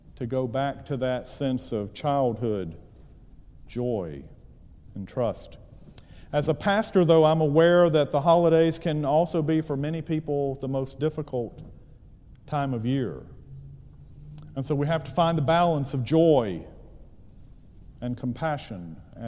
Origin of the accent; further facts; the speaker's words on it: Gaston County, North Carolina, United States; moved away as an adult; also born or lived in Tennessee; now in Cleveland, Tennessee, United States; I'm from Gaston County, North Carolina, which is used to be a textile community outside of Charlotte. In Gaston County, my home county